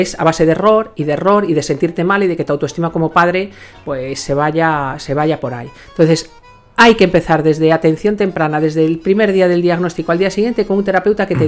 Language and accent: Spanish; Ourense, Galicia, Spain; now in Madrid, Spain; Yo me voy a mi pueblo, a Orense